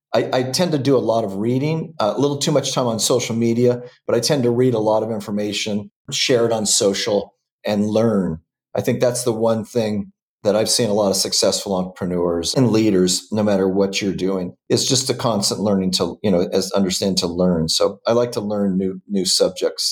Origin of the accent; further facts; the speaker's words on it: Southern California, United States; also born or lived in Washington State; I was born and raised in in Southern California.